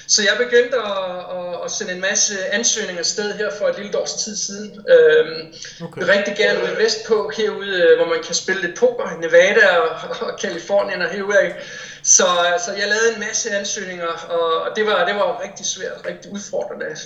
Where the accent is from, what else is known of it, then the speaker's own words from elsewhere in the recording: Odense, Southern Denmark, Denmark; moved away; Jeg er fra Odense, ja.